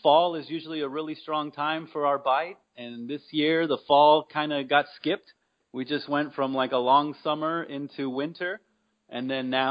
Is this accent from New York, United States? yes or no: no; Mesa, Arizona, United States; I grew up here in Mesa